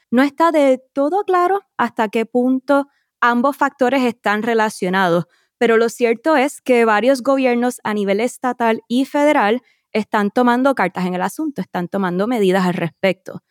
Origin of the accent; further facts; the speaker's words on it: Puerto Rico; Los acompaño desde mi tierra natal, Puerto Rico.